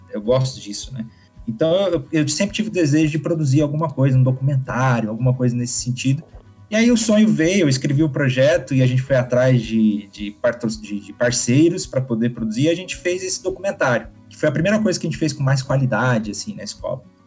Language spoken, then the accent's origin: Portuguese; interior of Minas Gerais, Brazil; also born or lived in São Paulo; Na verdade, eu não sou mineiro de nascimento. Eu nasci em São Paulo, mas eu cresci em Minas